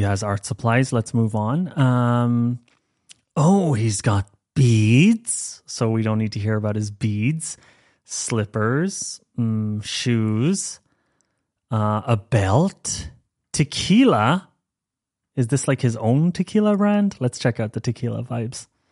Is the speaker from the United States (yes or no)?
no; Ireland; accent: Irish; moved away as an adult; I am Irish. I grew up in Ireland, first twenty years